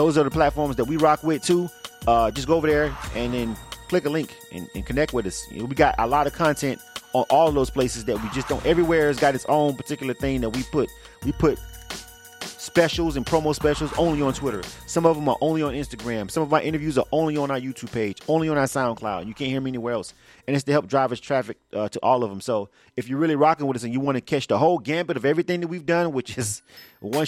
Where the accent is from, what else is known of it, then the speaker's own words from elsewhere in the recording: Florida, United States; I'm born and raised in Florida